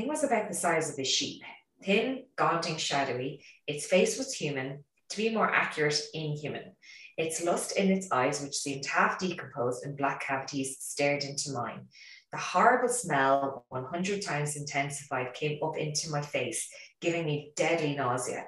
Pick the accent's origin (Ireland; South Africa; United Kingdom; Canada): Ireland; because we're Irish